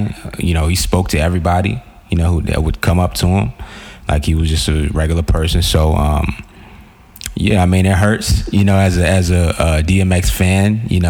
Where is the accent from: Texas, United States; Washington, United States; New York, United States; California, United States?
New York, United States; New York City; moved away; I'm from Queens, New York.